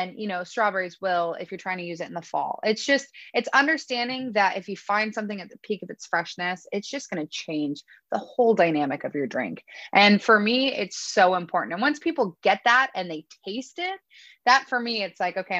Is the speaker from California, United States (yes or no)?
yes; Northern California, United States; we're from Northern California